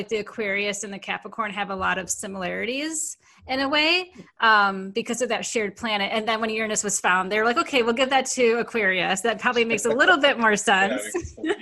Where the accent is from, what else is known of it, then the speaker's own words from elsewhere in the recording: Michigan, United States; I'm from Michigan